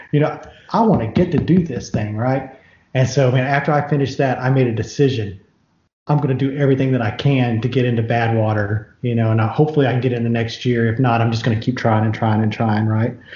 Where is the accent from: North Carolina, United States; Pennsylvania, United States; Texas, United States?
Texas, United States; Houston; And then we grew up in Houston